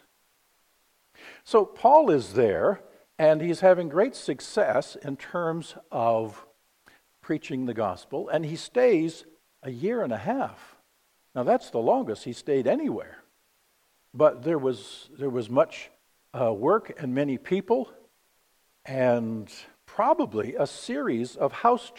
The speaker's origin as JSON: {"language": "English", "town": "Vallejo", "region": "California", "country": "United States", "tie": "born or raised there", "said": "I grew up in Vallejo, California"}